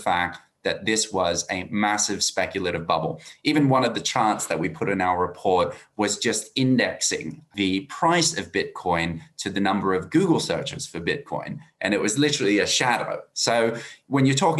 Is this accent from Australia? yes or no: yes; Australia; accent: Australian; As you can hear from my accent, I'm Australian